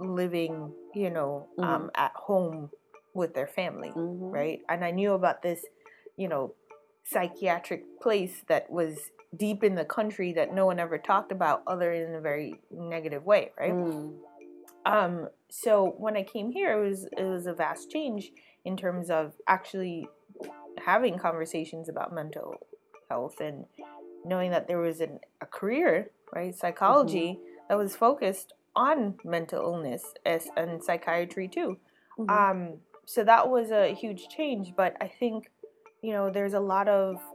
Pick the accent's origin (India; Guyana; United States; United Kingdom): Guyana; moved away; I was born in Guyana, South America